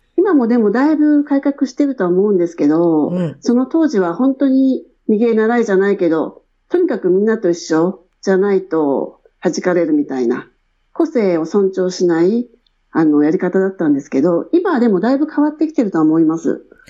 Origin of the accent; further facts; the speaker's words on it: Edogawa, Tokyo, Japan; moved away as an adult; also born or lived in Shinjuku, Tokyo; now in Australia; 出身は、あの、江戸川区で育ちました